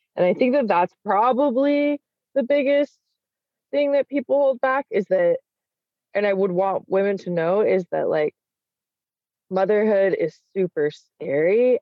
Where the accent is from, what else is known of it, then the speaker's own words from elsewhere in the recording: Salt Lake City, Utah, United States; I grew up in in Salt Lake City